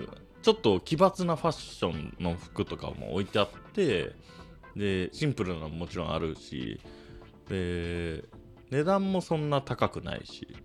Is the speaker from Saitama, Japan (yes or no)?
yes; Saitama, Japan; 埼玉で育った、田舎者が、おじさんの視点で